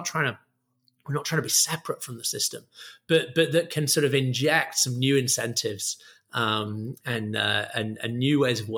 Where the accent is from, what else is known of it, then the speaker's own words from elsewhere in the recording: Bradford, Yorkshire and the Humber, United Kingdom; despite my now total loss of accent, I grew up in Bradford. I went to state schools all the way through.